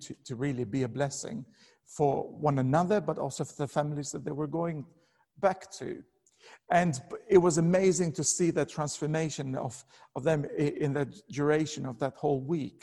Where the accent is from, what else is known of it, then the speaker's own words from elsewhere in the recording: Albania; moved away; I'm originally from Albania